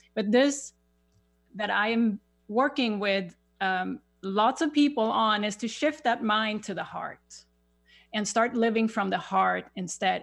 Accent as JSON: {"language": "English", "country": "Sweden", "tie": "born or raised there", "second_language": "English", "moved": "as an adult", "lives_now": "United States", "said": "I have a little accent. I, I grew up in Sweden"}